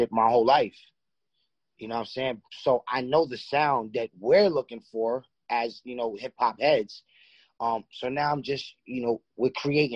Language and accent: English; New York City, New York, United States; I'm from Far Rockaway, Queens.